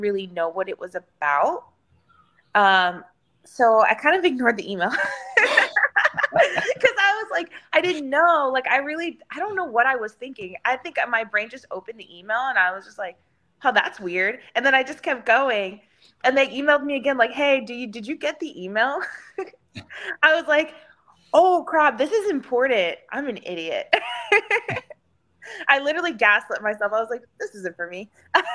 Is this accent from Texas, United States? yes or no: yes; Houston, Texas, United States; downtown Houston, which is in my hometown